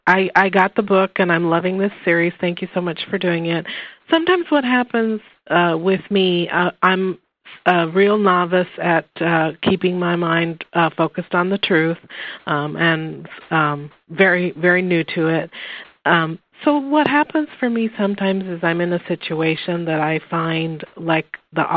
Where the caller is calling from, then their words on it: Lincoln, Nebraska, United States; I'm from Lincoln, Nebraska.